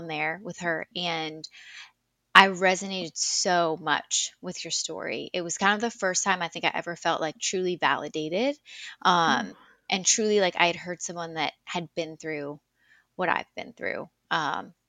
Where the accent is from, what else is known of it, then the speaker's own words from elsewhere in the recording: South Louisiana, United States; also born or lived in Colorado; born and raised in South Louisiana, moved around a little bit, but yeah, for the most part, I have always lived here.